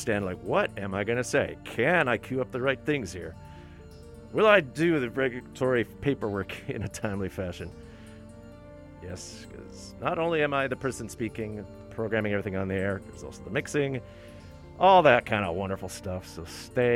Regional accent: Ontario, Canada; now in Vancouver, Canada; Growing up in Ontario

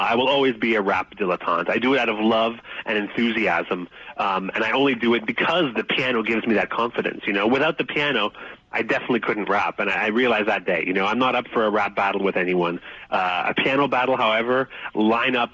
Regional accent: Toronto, Ontario, Canada; also born or lived in Montreal, Canada / Calgary, Canada; we were in Toronto by then. I was born in Montreal, but I also left for Calgary

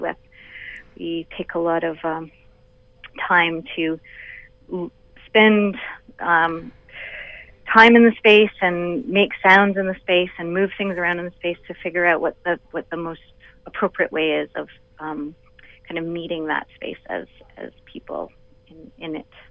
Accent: Vancouver Island, British Columbia, Canada; now in Toronto, Canada; I'm a BC girl, though. I grew up on Vancouver Island, so Toronto is my home away from home.

